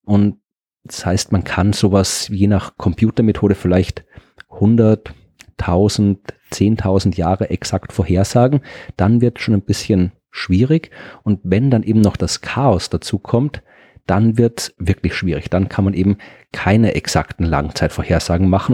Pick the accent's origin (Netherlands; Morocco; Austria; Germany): Austria; ich bin ja Österreicher und habe in Österreich studiert